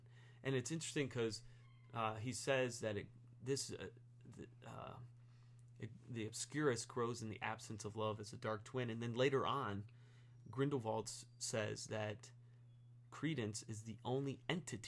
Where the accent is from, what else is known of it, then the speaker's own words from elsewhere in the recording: Stow, Ohio, United States; my hometown in Stowe